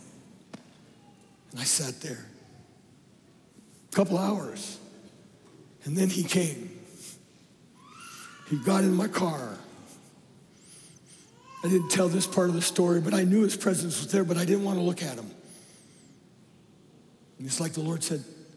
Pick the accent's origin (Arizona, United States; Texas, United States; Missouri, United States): Arizona, United States; Phoenix; moved away as an adult; also born or lived in Oakhurst, California; I'm a city boy. I don't know how in the world I got there. I'm from Phoenix Metroplex